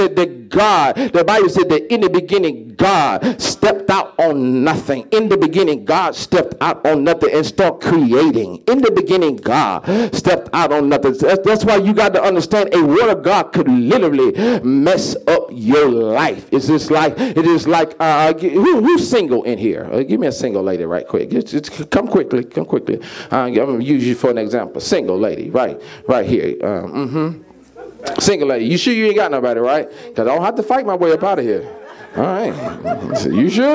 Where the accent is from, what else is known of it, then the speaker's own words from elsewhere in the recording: Mississippi, United States; I'm from Mississippi